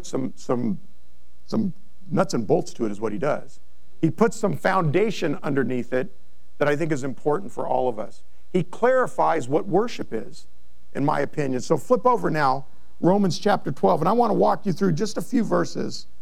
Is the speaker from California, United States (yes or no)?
yes; Monrovia, California, United States; I grew up in Monrovia